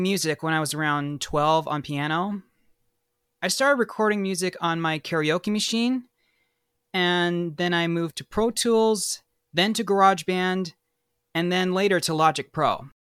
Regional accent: Bay Area, California, United States; moved away as an adult; also born or lived in Sacramento; now in Los Angeles, United States; I was born in Sacramento, and then I'm originally from the Bay Area, but I moved to Los Angeles in two thousand fourteen to pursue my career

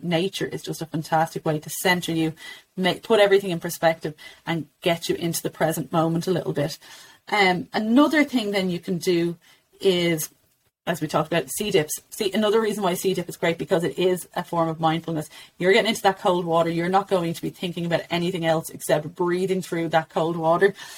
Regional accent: Ireland; as Irish mums

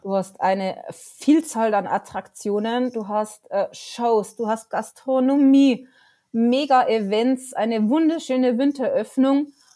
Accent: near Bayernpark, Bavaria, Germany; born or raised there

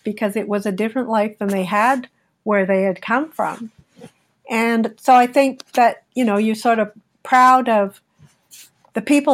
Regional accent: Montreal, Quebec, Canada

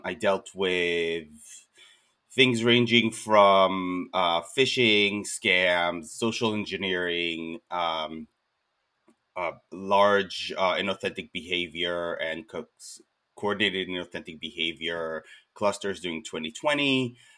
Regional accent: Israel; moved away as an adult; now in United States; I'm originally from Israel

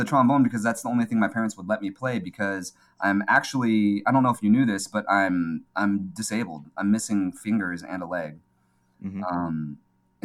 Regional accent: California, United States; also born or lived in Seoul, South Korea; I came to California. I was raised in California

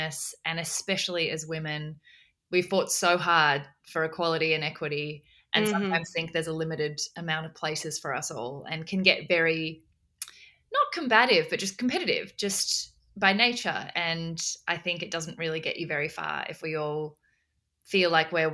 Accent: Australia; also born or lived in South Korea; I was born in South Korea originally and adopted into an orphanage in South Korea and adopted by an incredible Australian family when I was 6 months old, and then have since grown up in Australia

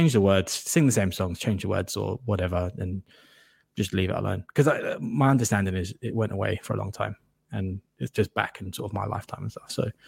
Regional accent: England, United Kingdom; that was growing up in England.

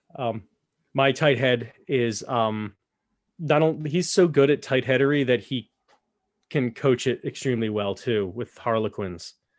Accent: United States; to me as an American

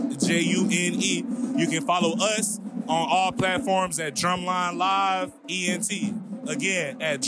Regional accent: Atlanta, Georgia, United States; Atlanta, Georgia, originally.

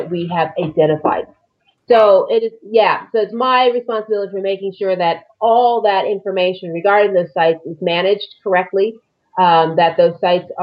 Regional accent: Los Angeles, California, United States; moved away as an adult; also born or lived in Nevada / Mojave Desert, California; now in Arizona, United States; I'm from California originally. I grew up in the Los Angeles area.

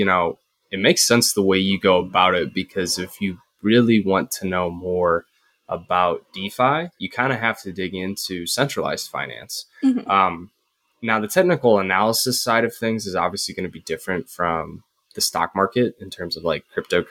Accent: Midwest, United States; I'm a Midwest guy

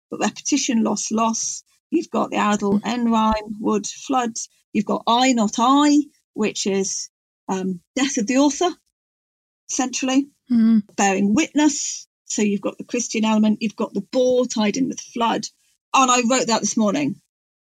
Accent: Chester, North West England, United Kingdom; accent: Gog; moved away as an adult; also born or lived in North Wales; now in West Wales, United Kingdom; I'm from the borderland between Clwyd and Cheshire

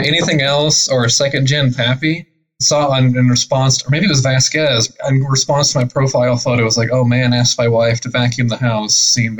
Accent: Portland, Oregon, United States; moved away as an adult; also born or lived in Seattle, Washington; I've lived in both Seattle and Portland. I'm from Portland, Oregon.

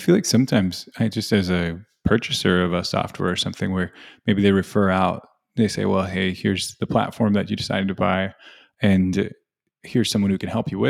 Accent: Virginia, United States; I'm from Virginia, so I think of our little mountains over there.

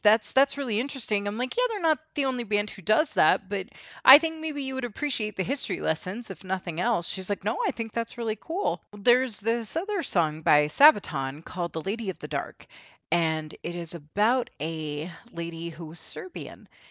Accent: United States; I'm American and my mother's American

